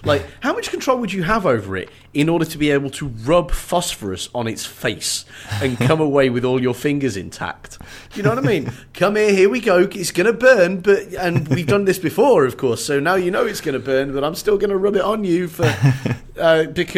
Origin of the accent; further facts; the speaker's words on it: England, United Kingdom; I'm English as well